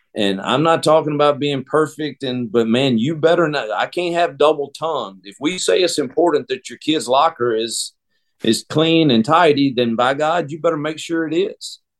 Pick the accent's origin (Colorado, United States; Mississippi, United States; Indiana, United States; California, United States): Mississippi, United States; moved away; I am Mississippi born and bred, and I return to my home state